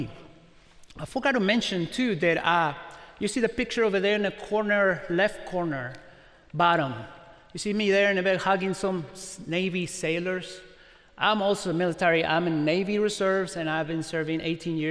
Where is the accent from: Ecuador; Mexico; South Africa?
Mexico; also born or lived in Carmel, Indiana; now in Indiana, United States; I was born in Mexico and I speak Spanish.